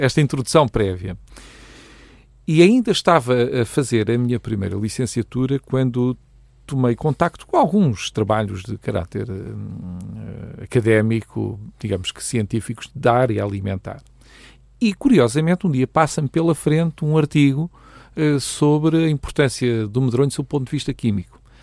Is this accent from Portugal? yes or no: yes; Proença-a-Nova, Centro, Portugal; moved away as an adult; now in Leiria, Portugal; Eu sou natural da Maljoga de Proença Nova, que é, uma, que é um pequeno lugar eh, do distrito de Castelo Branco